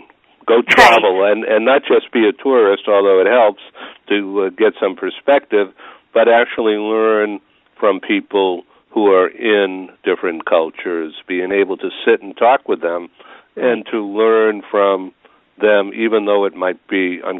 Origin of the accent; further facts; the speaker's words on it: United States; being an American, I don't have that experience